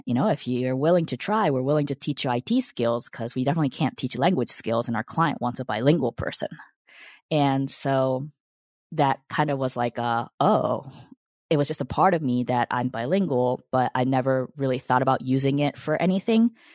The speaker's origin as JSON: {"language": "English", "country": "United States", "tie": "born or raised there", "also_born_or_lived": "Japan", "said": "the U S and I was seven when I came"}